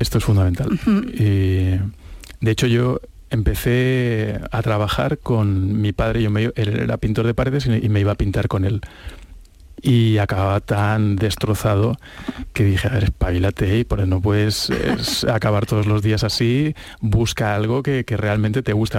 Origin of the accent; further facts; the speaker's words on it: Catalonia, Spain; yo como catalán